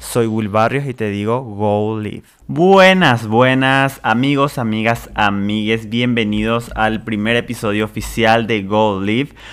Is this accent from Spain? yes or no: no; Presidente Franco, Alto Paraná, Paraguay; also born or lived in Ciudad del Este; yo soy de Ciudad del Este, en realidad de Presidente Franco, de Paraguay